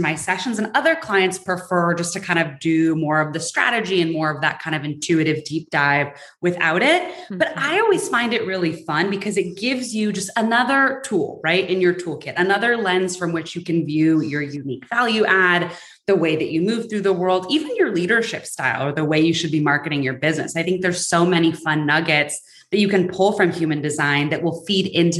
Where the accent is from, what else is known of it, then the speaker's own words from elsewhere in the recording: San Francisco, California, United States; moved away as an adult; now in Atlanta, United States; I'm originally from San Francisco, and I moved to Atlanta for a job